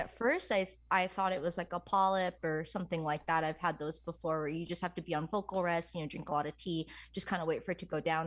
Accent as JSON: {"language": "English", "region": "New York", "country": "United States", "said": "I'm from New York"}